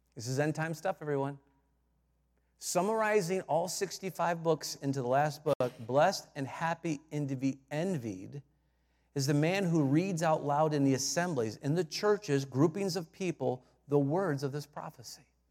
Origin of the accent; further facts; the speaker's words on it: Detroit, Michigan, United States; I'm from Detroit